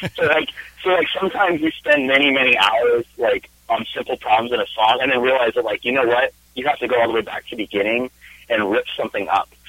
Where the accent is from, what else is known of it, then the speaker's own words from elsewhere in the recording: Spokane, Washington, United States; moved away as an adult; now in California, United States; I am originally from Washington State. I grew up in Spokane